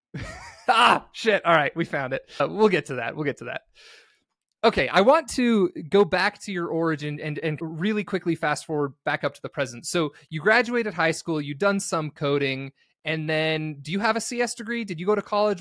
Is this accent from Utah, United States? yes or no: yes; St. George, Utah, United States; I grew up in Saint George, Utah, and it's kinda just outside of Vegas